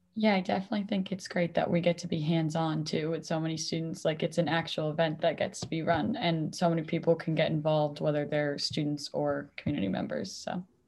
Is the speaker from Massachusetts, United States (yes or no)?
yes; Mansfield, Massachusetts, United States; I am originally from Mansfield, Massachusetts, actually, where Tree Plenish was started